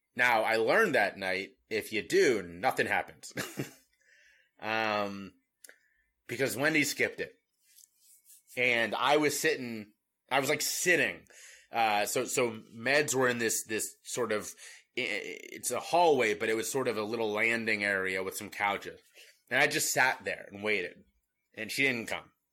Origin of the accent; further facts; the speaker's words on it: Cincinnati, Ohio, United States; moved away; I was from Cincinnati, Ohio